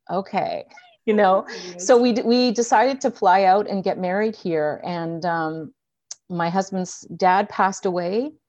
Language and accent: English; Edmonton, Alberta, Canada; born there; also born or lived in Ottawa / Toronto / Vancouver / Victoria; I was born in Edmonton, so I went to school at U of Vic.